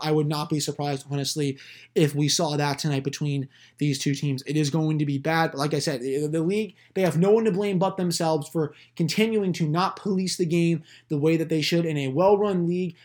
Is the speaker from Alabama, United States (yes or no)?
no; Washington, District of Columbia, United States; also born or lived in Philadelphia, Pennsylvania; I've been in this area for eighteen years